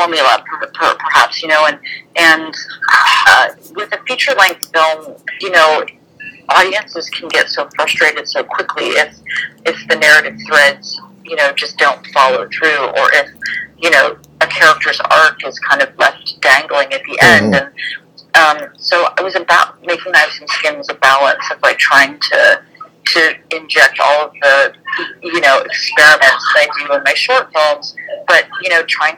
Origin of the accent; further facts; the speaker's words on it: Columbus, Ohio, United States; moved away; I grew up in Columbus